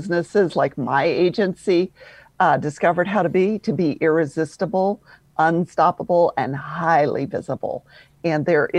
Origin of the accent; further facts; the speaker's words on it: Louisville, Kentucky, United States; accent: Southern drawl; moved away as an adult; now in Atlanta, United States; I'm originally from Louisville, Kentucky